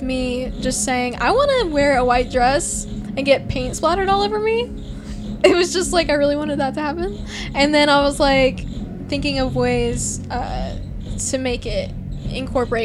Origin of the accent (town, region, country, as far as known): Texas, United States